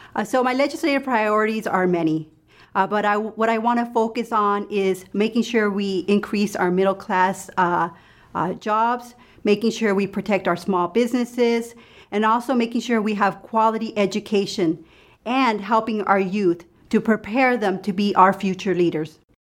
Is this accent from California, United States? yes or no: yes; Los Angeles, California, United States; also born or lived in Lompoc, California; I grew up in L A County